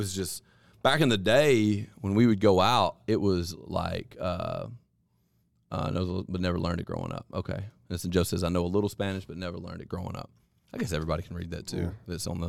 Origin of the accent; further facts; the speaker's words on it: England, United Kingdom; now in Spain; I'm English, but live in the mountains in southern Spain.